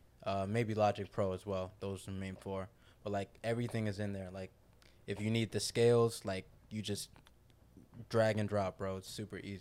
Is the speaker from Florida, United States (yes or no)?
yes; South Florida, United States; I'm from South Florida, born and raised